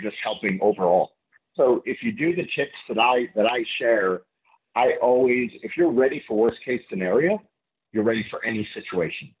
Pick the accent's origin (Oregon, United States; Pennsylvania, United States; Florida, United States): Florida, United States; Fort Lauderdale; I grew up in Fort Lauderdale